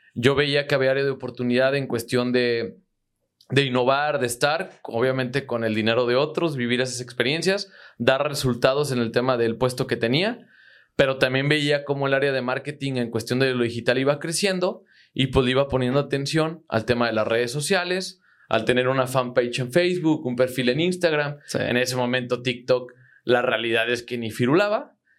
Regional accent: Zitácuaro, Michoacán, Mexico; Yo soy de Zitácuaro, Michoacán

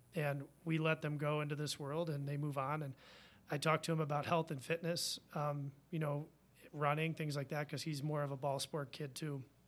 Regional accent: Virginia, United States; now in Madison, United States; I'm from Virginia. I'm a U V A fan

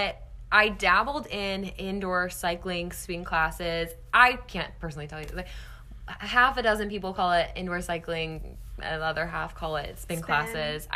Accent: St. Louis, Missouri, United States; moved away as an adult; also born or lived in Mississippi / New Orleans; now in Nashville, United States; I'm from St. Louis originally. That's where my whole family is. Ventured out of my little Missouri bubble to go to school at Mississippi State

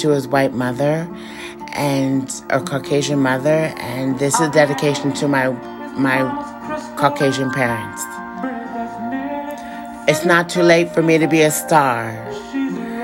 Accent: Prince George's County, Maryland, United States; also born or lived in Washington, D.C. / Bethesda, Maryland; I was born in Prince George's County, I was transferred to Washington, D.C.

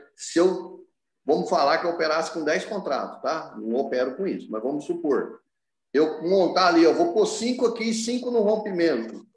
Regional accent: Franca, São Paulo, Brazil; as pessoas vêm me procurar na minha cidade, eu sou de Franca

